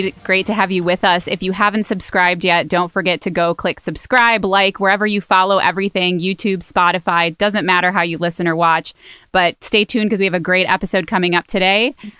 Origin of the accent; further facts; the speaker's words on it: Miami, Florida, United States; Oh, yeah. Yeah, I'm from Miami.